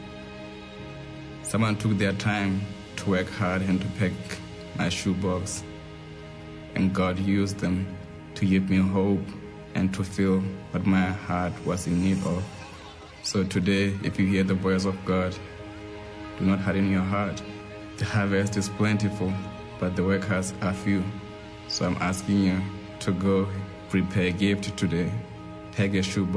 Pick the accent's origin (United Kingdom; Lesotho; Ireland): Lesotho; I was born in Lesotho, Southern Africa, and was raised in the villages